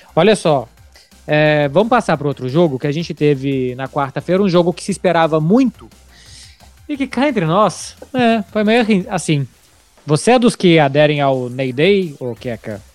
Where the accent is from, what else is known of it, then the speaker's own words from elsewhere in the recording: Brazil; now in Barcelona, Spain; eu sou brasileiro